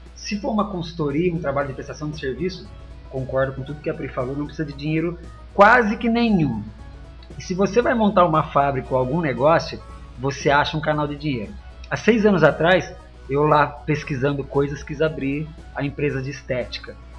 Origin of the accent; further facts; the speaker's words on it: Barretos, São Paulo, Brazil; moved away as an adult; now in Piracicaba, Brazil; eu sou de Barretos, foi onde tudo começou. É, até meus 17 anos